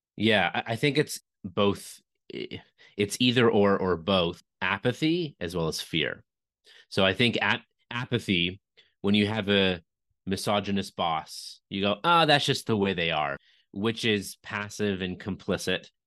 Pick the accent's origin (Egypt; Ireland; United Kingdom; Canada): Canada; I'm from Canada